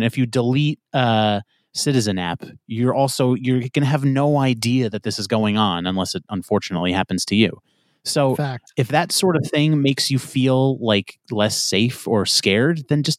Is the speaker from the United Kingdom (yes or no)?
no; New York, United States; No, I'm from New York.